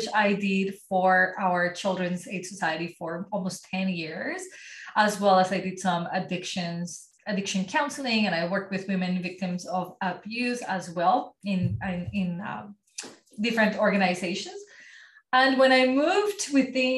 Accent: Colombia; first language Spanish; English is a second language; moved away as an adult; now in Ottawa, Canada; And I live in Ottawa, Canada, but I was born and raised in Colombia

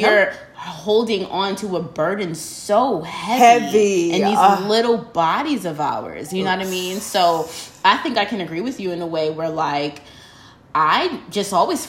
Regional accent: New York, United States; now in Houston, United States; growing up in New York.

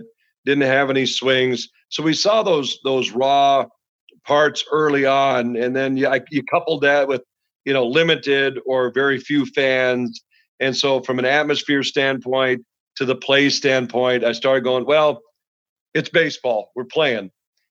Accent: Williston, North Dakota, United States; growing up in Williston, North Dakota

